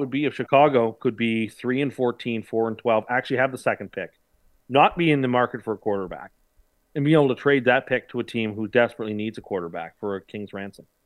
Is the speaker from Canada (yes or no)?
yes; Canada; as a Canadian